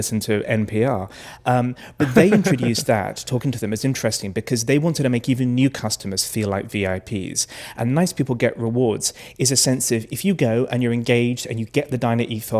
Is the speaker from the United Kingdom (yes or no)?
yes; United Kingdom; I'm British